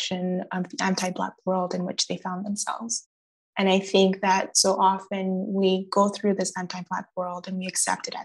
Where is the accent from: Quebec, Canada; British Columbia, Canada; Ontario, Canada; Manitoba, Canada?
Quebec, Canada; Gatineau; also born or lived in Montreal; I grew up in Gatineau